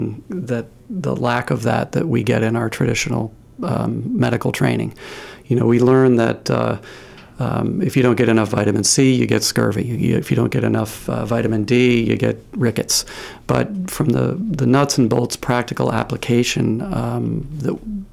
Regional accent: Maine, United States; also born or lived in Bangor, Maine / Caribou, Maine; I grew up in Maine. I was born in Bangor, graduated high school from Caribou High School.

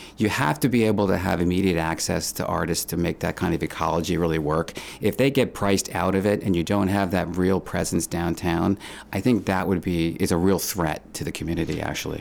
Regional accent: New York City, New York, United States; I grew up mostly in Manhattan

